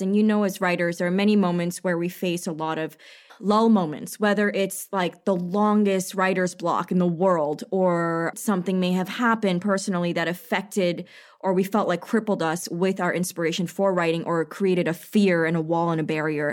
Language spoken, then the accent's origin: English; New York, United States; I'm also from New York